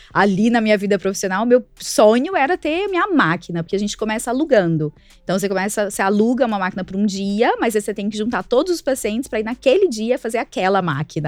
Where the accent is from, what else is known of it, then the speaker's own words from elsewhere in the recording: Araguari, Minas Gerais, Brazil; moved away as an adult; also born or lived in Volta Redonda; now in São Paulo, Brazil; a gente é de Araguari, a cidade lá, o interior de Minas, Triângulo Mineiro